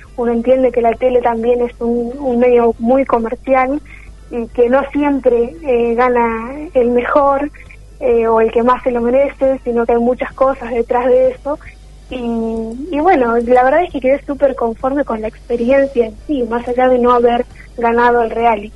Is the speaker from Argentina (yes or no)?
yes; Telén, La Pampa, Argentina; moved away as an adult; now in Santa Rosa, Argentina; hice toda mi trayectoria escolar en mi pueblo